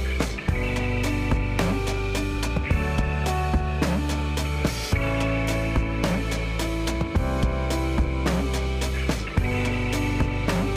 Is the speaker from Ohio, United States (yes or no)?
no; Michigan, United States; moved away; also born or lived in Florida / New York; I am also from Michigan